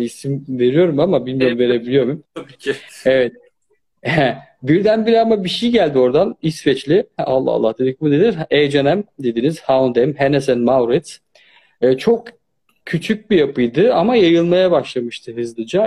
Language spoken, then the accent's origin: Turkish; Turkey; moved away; also born or lived in Germany / Austria; Ben Almanya'da doğdum ama Türkiye'de büyüdüm.